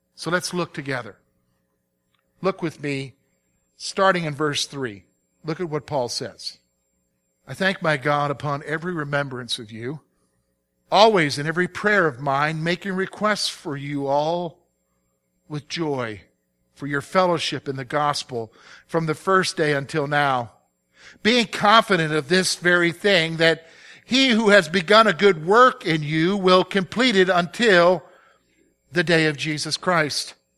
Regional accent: the South, United States; now in Pennsylvania, United States; I'm from the South. I grew up in the South

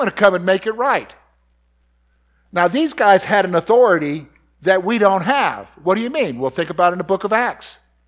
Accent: the Carolinas, United States; in my growing up in the Carolinas, where my daddy would say, go get a switch.

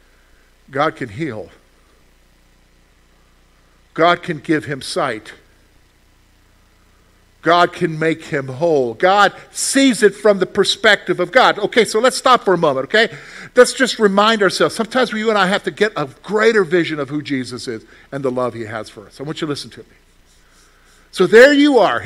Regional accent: the South, United States; moved away; I grew up in the South. We had sweet tea before you guys had it up here.

